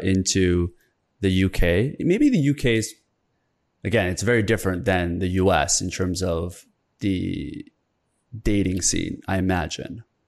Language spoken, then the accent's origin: English; Canada; also born or lived in South Korea; I grew up in Korea. I was born in Korea until I was seven, moved to Canada